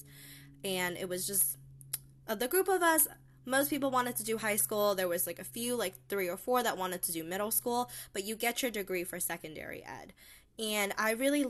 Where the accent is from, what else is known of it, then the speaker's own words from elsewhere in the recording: Pennsylvania, United States; When I grew up in Pennsylvania, it was the PSSAs